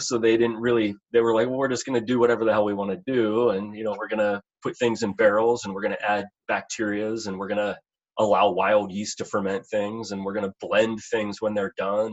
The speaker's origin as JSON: {"language": "English", "town": "Pittsburgh", "region": "Pennsylvania", "country": "United States", "tie": "born or raised there", "also_born_or_lived": "West Virginia", "moved": "as an adult", "said": "I was born in Pittsburgh, Pennsylvania. Um, so uh, born and raised out in, out in Pennsylvania, and you know, grew up there."}